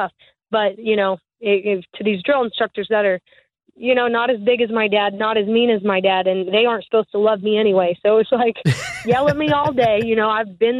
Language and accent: English; the South, United States; we didn't really watch TV growing up, and I'm from the South